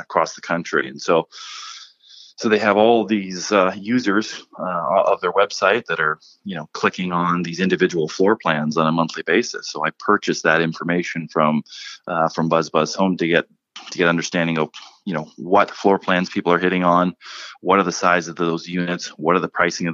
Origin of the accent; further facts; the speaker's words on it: Guelph, Ontario, Canada; moved away as an adult; also born or lived in Dallas, Texas; now in Toronto, Canada; I just did some work in Guelph, Ontario. It's my hometown, actually, where I was born and raised